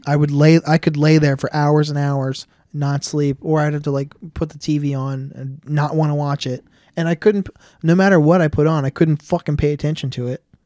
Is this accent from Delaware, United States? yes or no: yes; Delaware, United States; I grew up in Willow Run.